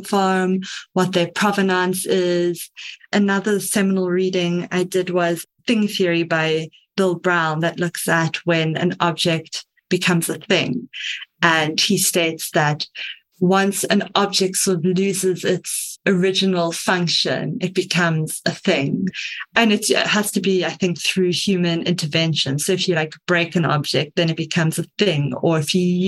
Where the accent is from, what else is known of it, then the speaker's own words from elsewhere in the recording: Cape Town, Western Cape, South Africa; I am from Cape Town, South Africa